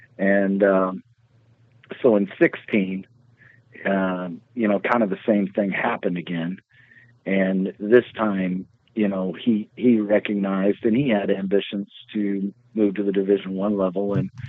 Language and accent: English; Northeast, United States; I grew up in the Northeast my entire life.